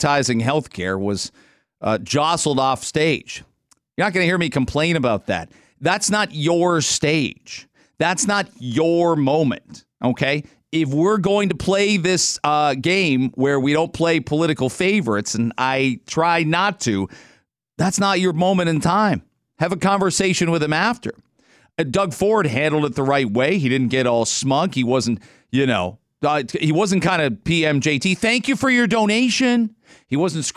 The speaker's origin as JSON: {"language": "English", "town": "London", "region": "Ontario", "country": "Canada", "tie": "born or raised there", "said": "I grew up in London"}